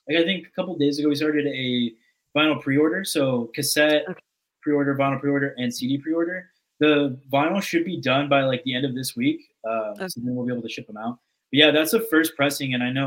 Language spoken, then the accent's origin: English; Texas, United States; because I'm from Texas.